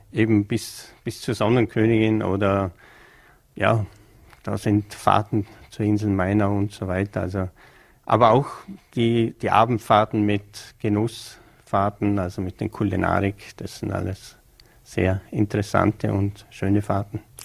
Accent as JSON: {"language": "German", "town": "Bregenz", "region": "Vorarlberg", "country": "Austria", "tie": "born or raised there", "said": "als gebürtiger Prägenzer"}